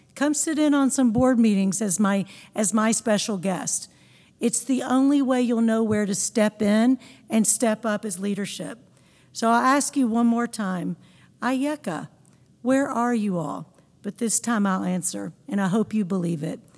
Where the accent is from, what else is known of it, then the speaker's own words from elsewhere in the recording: Pine Bluff, Arkansas, United States; now in Memphis, United States; growing up in Pine Bluff, Arkansas